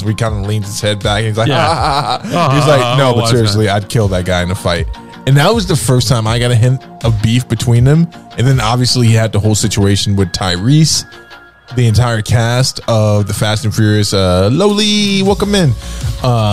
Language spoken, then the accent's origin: English; United States; like most Americans